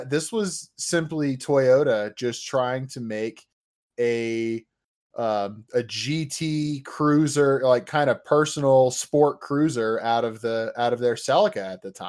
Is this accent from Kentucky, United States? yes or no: no; Indiana, United States; I'm from Indiana